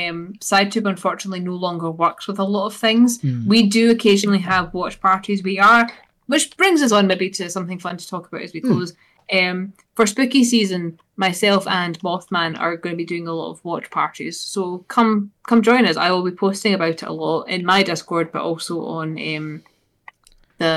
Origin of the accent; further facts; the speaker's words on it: Scotland, United Kingdom; accent: Scottish; This is me getting my fix of my Scottish accent and my weekly one for that.